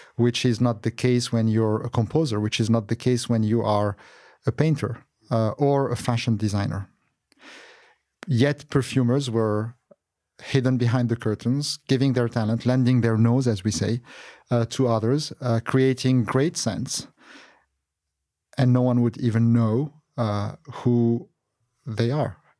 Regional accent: Beirut, Beirut Governorate, Lebanon; moved away; also born or lived in Qatar; as a child, I was born in Beirut, Lebanon

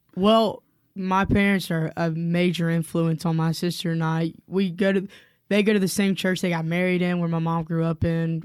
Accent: Spartanburg, South Carolina, United States; moved away as an adult; now in Cullman, United States; I am actually originally from the upstate of South Carolina in a town called Spartanburg, South Carolina

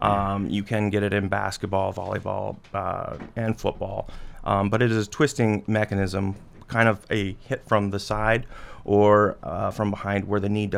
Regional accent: Flandreau, South Dakota, United States; I am. I was born and raised in Flandreau. Grew up there. I was a Flandreau Flyer. Graduated from Flandreau Public, and then I went to South Dakota State.

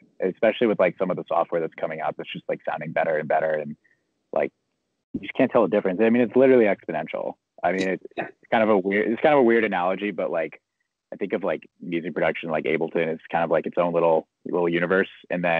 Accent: San Diego, California, United States; So I'm from San Diego too. One of those rare people you find in San Diego that actually grew up here.

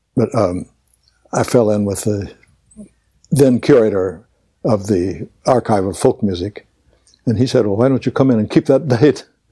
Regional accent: Crockett, Texas, United States; born or raised there; also born or lived in Tulsa, Oklahoma / Beaumont, Texas

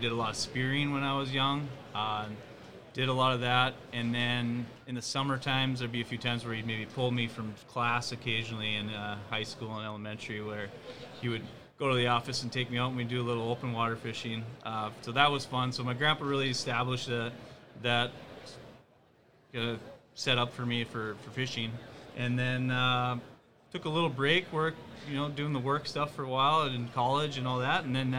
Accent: Fargo, North Dakota, United States; from Fargo here. I live in town

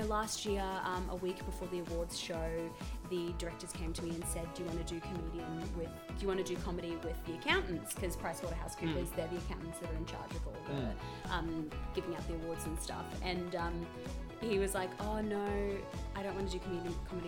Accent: Australia; we're Australian.

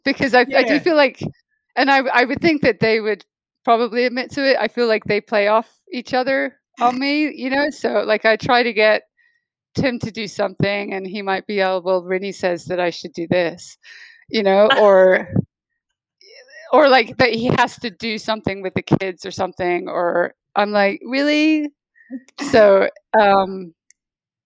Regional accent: United Kingdom; I'm British

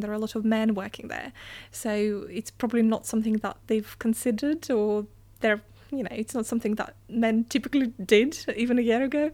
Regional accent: Russia; moved away; I come from Russia

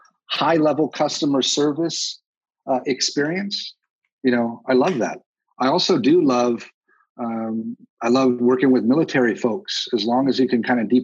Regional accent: Texas, United States; I'm from Texas.

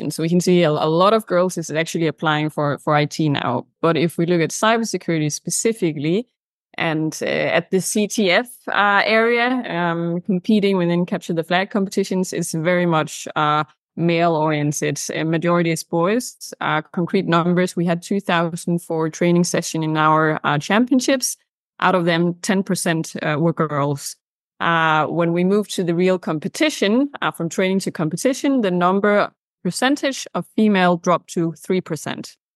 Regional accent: Denmark; English is a second language; I'm from Denmark.

